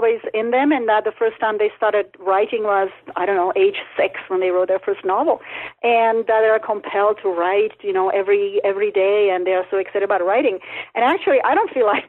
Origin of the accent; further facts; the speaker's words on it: Czechia; English is a second language; also born or lived in Canada; now in New Mexico, United States; after the Russians invaded Czechoslovakia, we ended up as refugees in Canada, and that's where I learned English